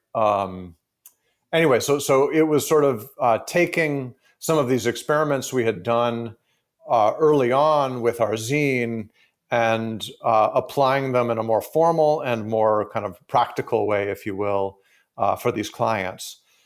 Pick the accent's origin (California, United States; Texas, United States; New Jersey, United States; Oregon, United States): California, United States; San Francisco; born and raised in San Francisco